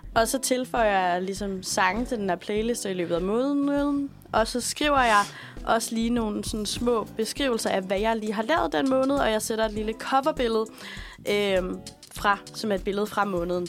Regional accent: Aalborg, North Denmark Region, Denmark; moved away; jeg kommer fra Aalborg

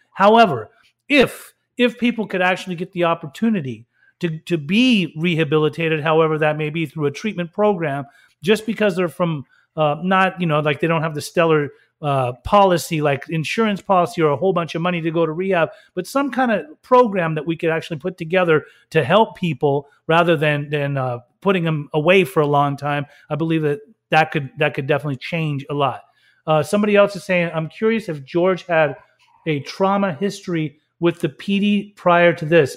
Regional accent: Salt Lake City, Utah, United States; I grew up in Salt Lake City, Utah, for a long time.

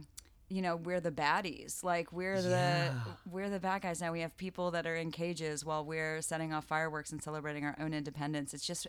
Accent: the South, United States; I'm so grateful because you're from the South and I'm from the South. I cannot imagine what it must be like back in the county

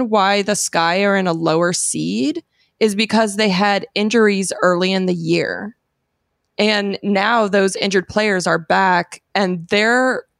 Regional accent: Phoenix, Arizona, United States; but I'm from Phoenix.

